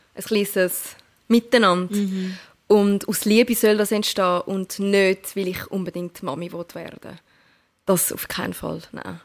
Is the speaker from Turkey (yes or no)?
yes; Turkey; ich bin Türkin